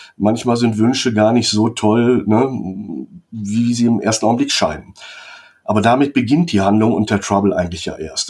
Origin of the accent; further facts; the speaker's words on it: Germany; wir als Deutsche